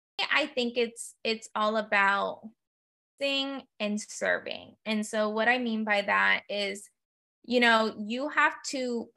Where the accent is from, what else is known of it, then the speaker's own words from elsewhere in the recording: United States; I was born and raised, you know, as a first generation, I was born and raised in the United States